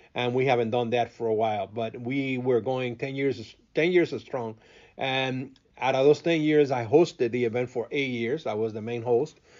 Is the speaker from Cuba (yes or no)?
yes; Cuba; first language Spanish; English is a second language; now in Chicago, United States; growing up in Cuba, it's, it's, it's a complete different um, different world